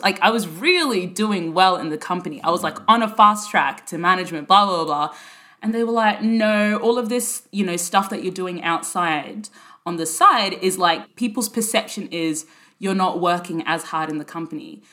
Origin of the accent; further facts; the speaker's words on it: Brisbane, Queensland, Australia; moved away as an adult; also born or lived in Sudan; now in London, United Kingdom; I grew up in Brisbane in the 90s